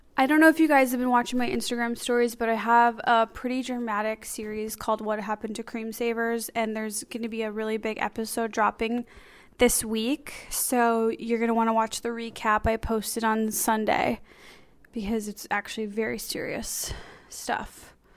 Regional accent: Skokie, Illinois, United States; I grew up in Skokie, which is the bagel capital of the world

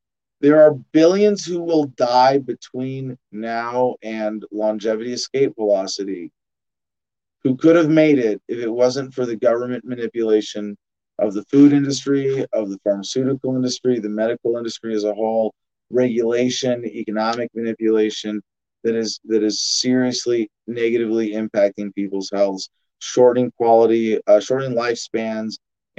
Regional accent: Canada; Yes, I remember my home country, the country of my fatherland, Canada.

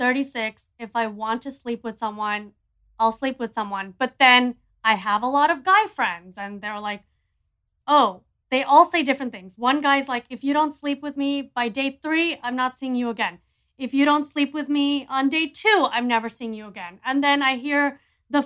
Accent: Miami, Florida, United States; also born or lived in New York; I'm from Miami.

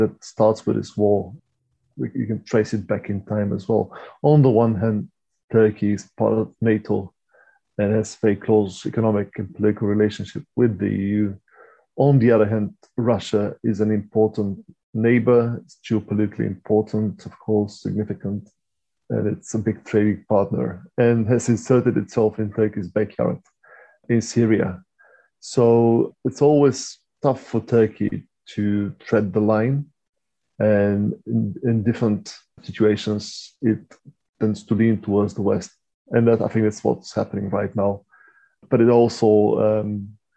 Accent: Bulgaria; moved away; I come from Bulgaria originally

